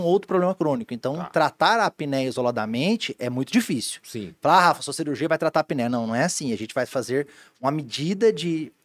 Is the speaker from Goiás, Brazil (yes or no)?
yes; Goiânia, Goiás, Brazil; moved away as an adult; also born or lived in Joinville; now in Blumenau, Brazil; eu sou de Goiânia, Goiás